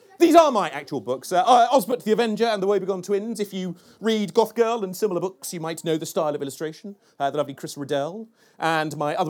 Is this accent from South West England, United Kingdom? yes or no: yes; Cornwall, South West England, United Kingdom; I grew up in Cornwall